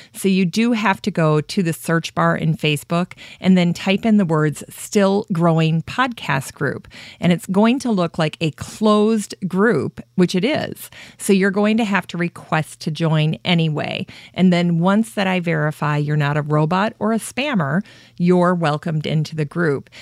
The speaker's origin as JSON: {"language": "English", "town": "Worthington", "region": "Minnesota", "country": "United States", "tie": "born or raised there", "said": "my hometown of Worthington"}